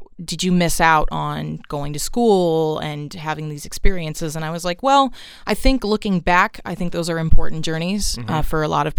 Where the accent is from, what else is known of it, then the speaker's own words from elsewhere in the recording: Los Angeles, California, United States; also born or lived in Nashville; I grew up in Southeast Los Angeles, so basically one neighborhood over from Compton